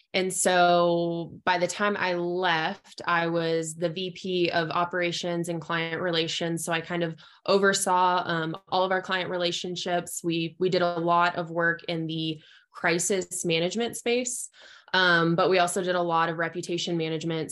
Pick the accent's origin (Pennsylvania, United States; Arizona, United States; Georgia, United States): Arizona, United States; southeastern; moved away as an adult; also born or lived in eastern Oklahoma / Lubbock, Texas / Amarillo, Texas; now in Clovis, New Mexico, United States; I am originally from Arizona, so I was born and raised in southeastern Arizona